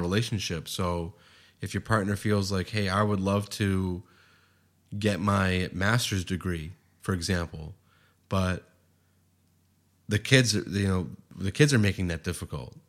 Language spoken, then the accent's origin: English; Boston, Massachusetts, United States; now in San Diego, United States; in Boston where I grew up